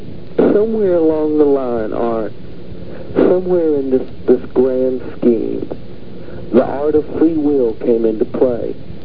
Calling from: Minneapolis, Minnesota, United States; From Minneapolis, all right.

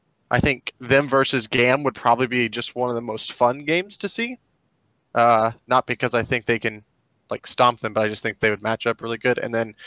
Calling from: Houston, Texas, United States; Houston, Texas.

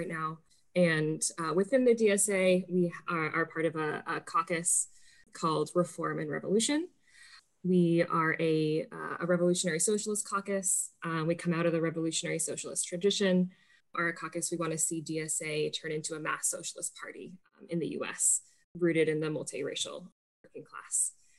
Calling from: Seattle, Washington, United States; I am calling in from Seattle, Washington, in the U.S.

